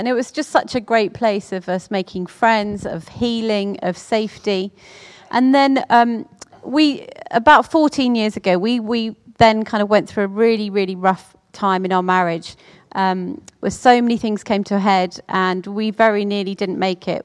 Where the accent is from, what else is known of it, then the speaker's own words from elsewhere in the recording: Orpington, London, United Kingdom; I was brought up in Orpington with, uh, my mum, my dad, my sisters